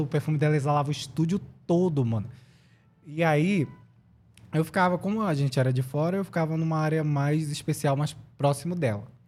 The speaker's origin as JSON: {"language": "Portuguese", "town": "Manaus", "region": "Amazonas", "country": "Brazil", "also_born_or_lived": "Brasília / São Paulo", "moved": "as an adult", "said": "sou lá de Manaus"}